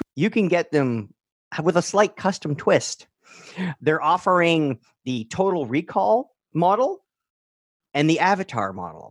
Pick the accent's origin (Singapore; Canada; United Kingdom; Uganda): Canada; We are Canadian